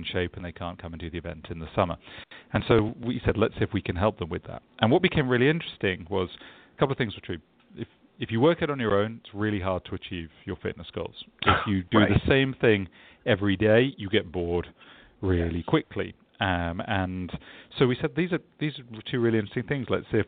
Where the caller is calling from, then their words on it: London, United Kingdom; I am in sunny London, England, where it's already the afternoon here.